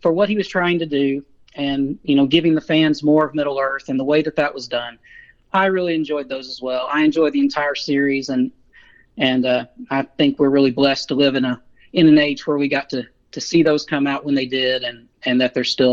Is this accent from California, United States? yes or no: no; Central Arkansas, United States; moved away as an adult; also born or lived in Southwest Missouri; now in Missouri, United States; I was born and raised in Central Arkansas, about 50 miles northeast of Little Rock, so that's where the accent comes from.